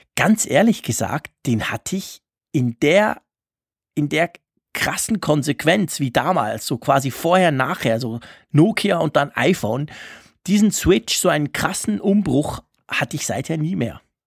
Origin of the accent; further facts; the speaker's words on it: Switzerland; bei uns in der Schweiz